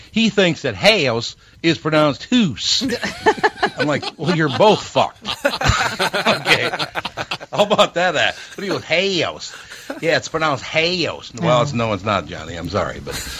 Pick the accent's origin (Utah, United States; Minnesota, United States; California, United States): Minnesota, United States; I did point out to him, I said, look, we're from Minnesota.